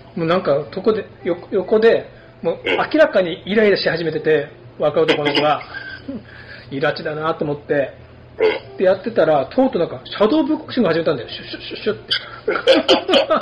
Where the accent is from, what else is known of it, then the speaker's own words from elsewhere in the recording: Kumamoto, Japan; 僕ら熊本